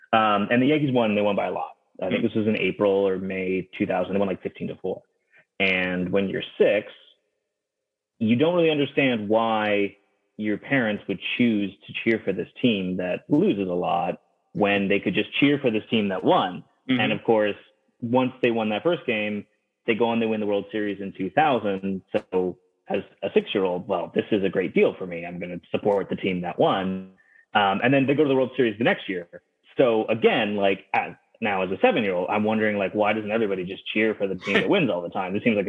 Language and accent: English; Toronto, Ontario, Canada; moved away as an adult; now in British Columbia, Canada; I grew up actually in the Toronto area